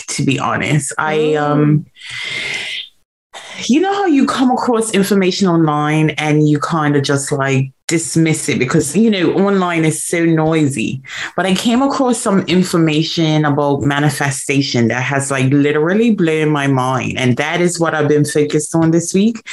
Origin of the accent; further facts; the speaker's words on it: Bermuda; I was born in Bermuda, born and raised in Bermuda